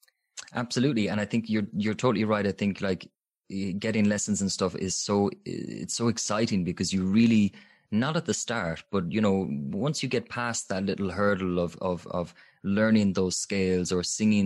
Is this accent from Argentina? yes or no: no; Limerick, Munster, Ireland; even where I'm from Limerick, there's fantastic singing teachers there.